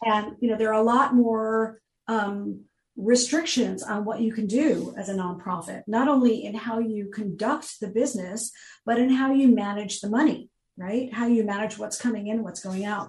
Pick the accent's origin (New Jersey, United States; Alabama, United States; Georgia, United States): New Jersey, United States; moved away as an adult; now in Florida, United States; I was born in New Jersey, raised there, spent most of my life there